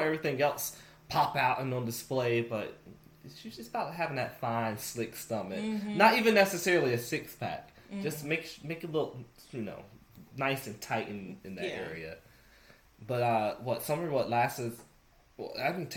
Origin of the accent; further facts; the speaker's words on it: the South, United States; I'm from the South